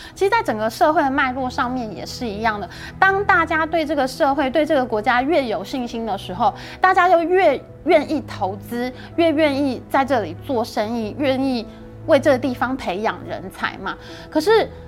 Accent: Taiwan; also born or lived in China; 其实大家知道我是外省人嘛， 我们家族在中国还是有非常多的亲戚。那我以前在中国工作的时候，还是经常回去看亲戚

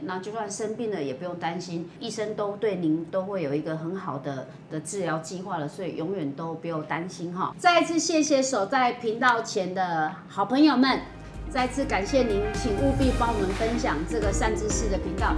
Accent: Taiwan; 我们台湾人

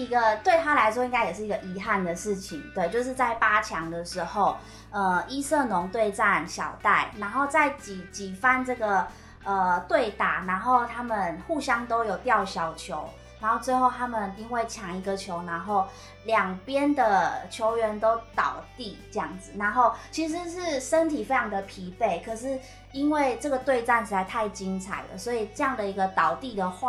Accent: Taiwan; 吸引到国外的选手来我们台湾这边训练。

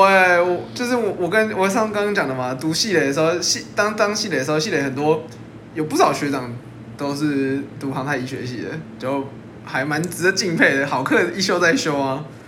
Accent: Taichung, Taiwan; moved away as an adult; also born or lived in New Taipei; 因为我台中人

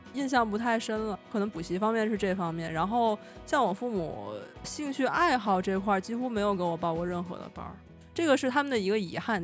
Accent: Beijing, China; 我从小生活在北京嘛，就生活和升学 都在北京

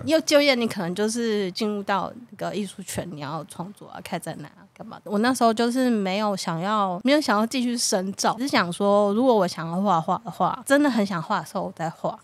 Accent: Taiwan; 他就代表我们台湾人，嗯，代表我自己

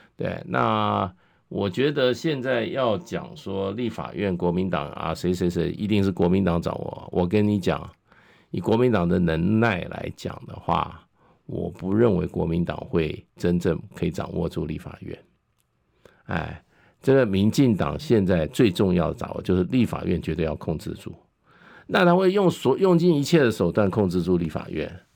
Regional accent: Taiwan; 我们台湾人是怎么样？重情重义

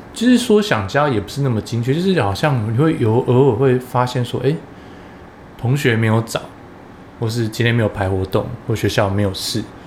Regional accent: former Tainan County, Taiwan; moved away as an adult; also born or lived in Taipei; 像我们如果是台南县，旧台南县

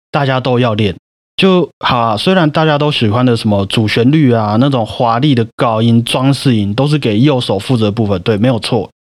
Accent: Taiwan; 我们台湾人就是一个很贴心的民族嘛

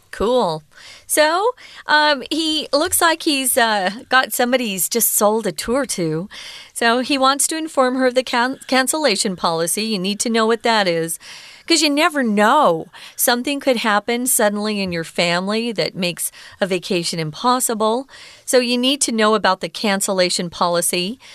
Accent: Mesa, Arizona, United States; I'm connected to Phoenix, Arizona. I'm from Mesa

